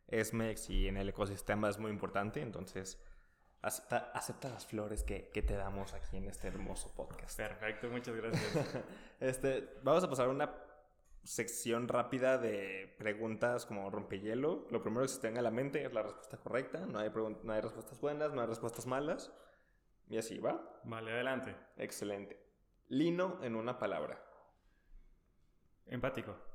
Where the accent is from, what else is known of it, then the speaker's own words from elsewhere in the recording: Guadalajara, Jalisco, Mexico; Como buen tapatío.